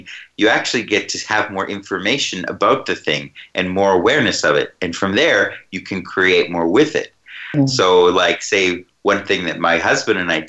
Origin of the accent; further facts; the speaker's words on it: Canada; my hometown in Canada where I grew up